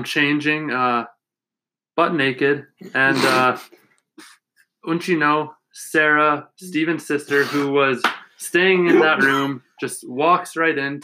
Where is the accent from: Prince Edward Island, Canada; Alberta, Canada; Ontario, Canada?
Alberta, Canada; Paradise Valley; I'm from Paradise Valley